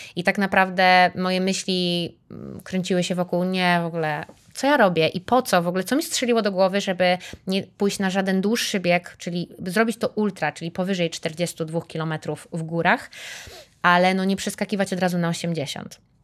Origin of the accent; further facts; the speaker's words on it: Warsaw, Masovian Voivodeship, Poland; pomimo że jestem z Warszawy, mieszkam w Warszawie